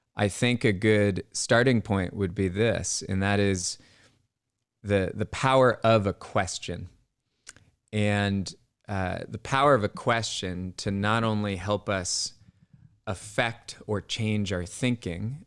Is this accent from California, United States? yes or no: yes; Bay Area, California, United States; I grew up in the Bay Area